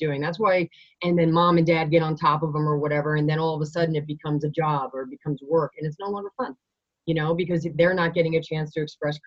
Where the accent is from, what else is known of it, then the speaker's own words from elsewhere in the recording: Long Island, New York, United States; now in Colorado, United States; I grew up on Long Island.